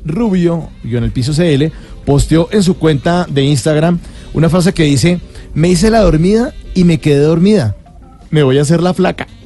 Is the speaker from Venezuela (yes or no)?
no; Colombia; los colombianos estamos pisando fuerte en premios